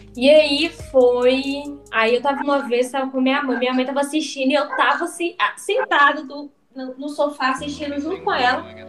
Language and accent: Portuguese; Santa Luzia, Minas Gerais, Brazil; sou aqui de Santa Luzia